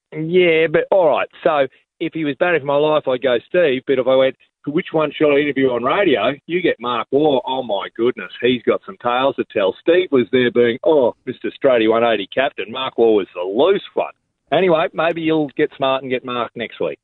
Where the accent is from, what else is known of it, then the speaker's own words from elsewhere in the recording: Australia; as an Australian